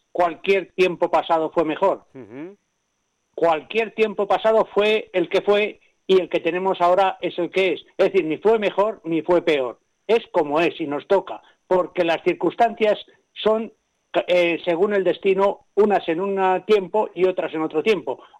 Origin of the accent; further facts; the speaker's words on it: Padilla de Arriba, Castile and León, Spain; Entonces yo, comprendí y pasé a ver lo mismo en mi pueblo. Es decir, Padilla de Arriba, que es mi pueblo, en primera persona explicaba todo lo que había en su ser